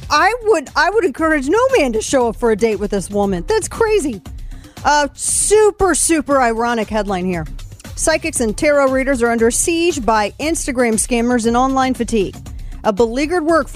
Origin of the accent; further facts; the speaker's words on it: St. Louis, Missouri, United States; my hometown of St. Louis